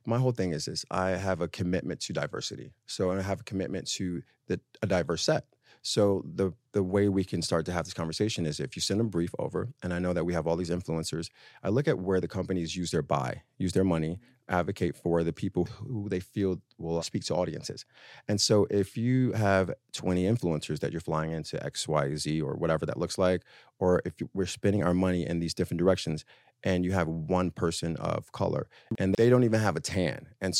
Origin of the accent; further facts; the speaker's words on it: Harlem, New York, United States; So I'm always in France. But I'm from Harlem.